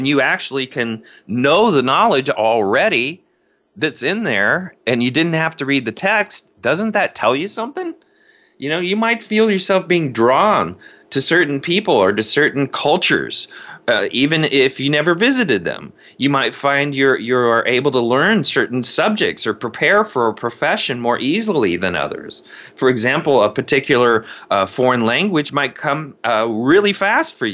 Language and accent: English; Indiana, United States; now in Seattle, United States; I grew up in cornfields in Indiana